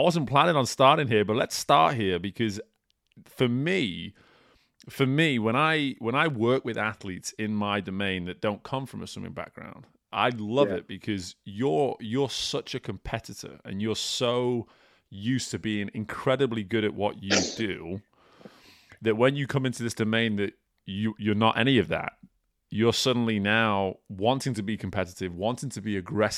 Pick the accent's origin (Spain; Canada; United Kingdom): United Kingdom; moved away as an adult; as a British man that's been out of the UK for almost two decades at this point